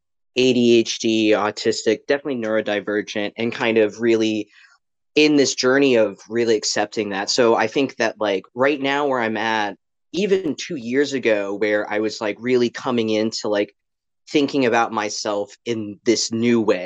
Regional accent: Greenville, North Carolina, United States; moved away as an adult; also born or lived in Midwest / Raleigh, North Carolina; I am originally from the Midwest, but I mostly grew up in Greenville, North Carolina. So I spent around from 13 to 18 in Greenville

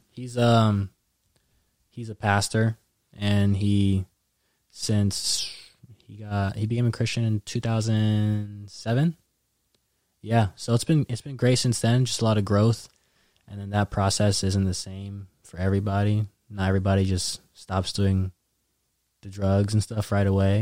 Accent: Daly City, California, United States; also born or lived in San Mateo, California / Rocklin, California; I was born there. Went to elementary school there

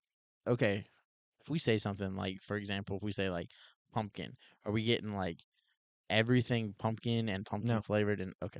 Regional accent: Ohio, United States; I'm from Ohio.

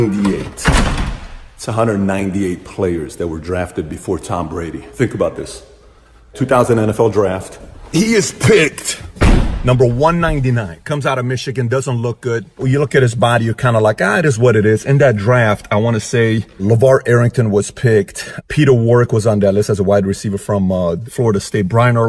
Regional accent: Iran; now in United States; I was a diehard Buffalo Bills fan when I came here from Iran.

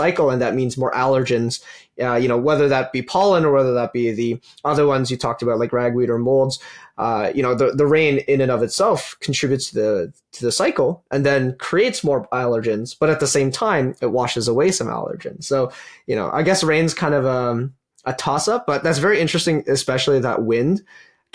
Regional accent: Calgary, Alberta, Canada; I'm originally from Calgary

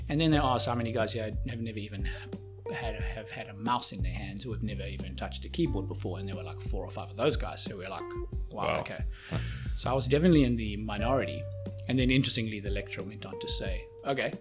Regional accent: Johannesburg, Gauteng, South Africa; moved away as an adult; also born or lived in Cape Town; growing up in Joburg

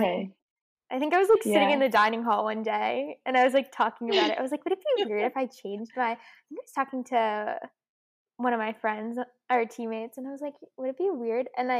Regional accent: Connecticut, United States; I'm from Connecticut.

